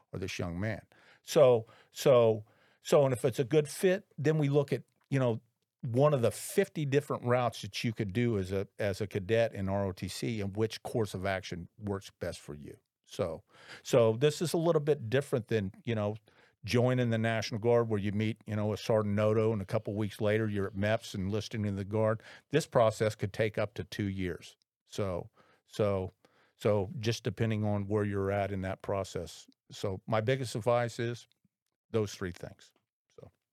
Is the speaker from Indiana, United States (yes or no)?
yes; Indianapolis, Indiana, United States; I graduated from Lawrence North High School way back in nineteen eighty-one